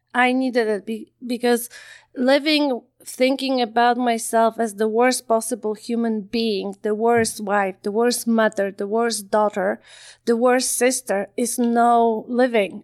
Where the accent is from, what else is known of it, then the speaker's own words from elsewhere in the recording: Poland; moved away as an adult; also born or lived in Ottawa, Canada / Calgary, Canada; now in Canada; I grew up in Poland